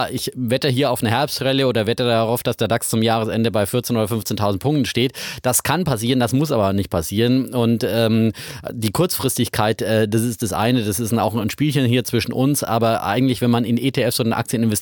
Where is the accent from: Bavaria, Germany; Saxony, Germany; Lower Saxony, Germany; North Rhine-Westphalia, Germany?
Bavaria, Germany; Franconia; natürlich als Franke